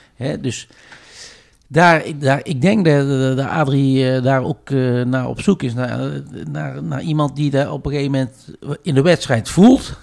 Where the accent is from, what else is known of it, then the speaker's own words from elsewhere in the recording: Tilburg, North Brabant, Netherlands; een karakterjong uit, uit Tilburg. Ja. geboren in Broekhoven